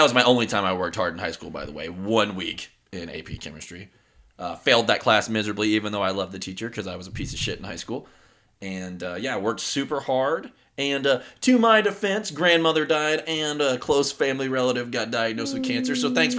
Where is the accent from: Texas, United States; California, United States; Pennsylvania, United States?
Texas, United States; Humble; born there; So I was born in a small suburb of Houston, Texas.